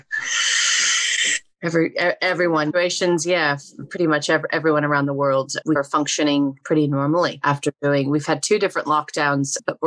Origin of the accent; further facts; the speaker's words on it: Oregon, United States; I grew up in Oregon